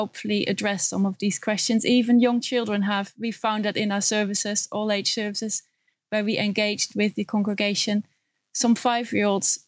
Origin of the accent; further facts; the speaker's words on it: Netherlands; moved away as an adult; now in United Kingdom; When I grew up in the Netherlands